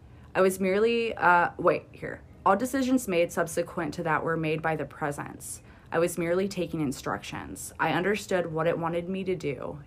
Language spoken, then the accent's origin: English; East Midlands, United Kingdom; accent: Derbyshire; It's because I'm talking my accent.